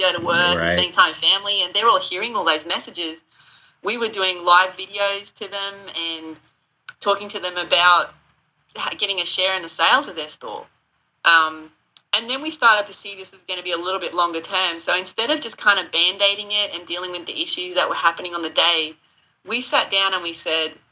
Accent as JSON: {"language": "English", "country": "Australia", "tie": "born or raised there", "also_born_or_lived": "United Kingdom", "moved": "as an adult", "lives_now": "South Carolina, United States", "said": "I've dealt with a lot of natural disasters growing up in Australia, cyclones and all that kind of stuff"}